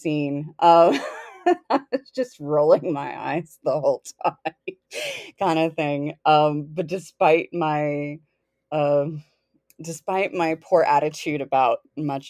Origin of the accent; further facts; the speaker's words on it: the South, United States; moved away; I'm originally from the South